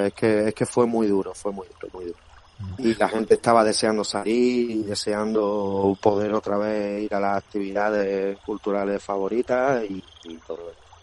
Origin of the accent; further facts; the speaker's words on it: Granada, Andalusia, Spain; accent: granadino; also born or lived in Badajoz; soy nacido allí en Badajoz, pero pero criado aquí en Granada